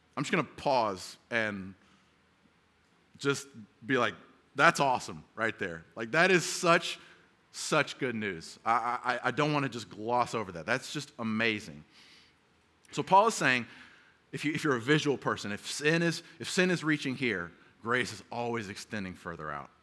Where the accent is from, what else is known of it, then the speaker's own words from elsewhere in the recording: the South, United States; now in San Diego, United States; I grew up in the South